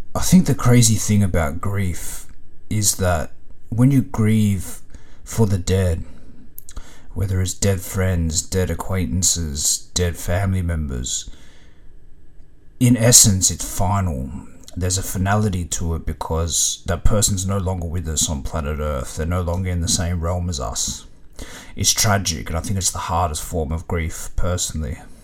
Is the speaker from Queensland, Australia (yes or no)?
no; Melbourne, Victoria, Australia; growing up in Melbourne, the train system was kind of like the veins of the city.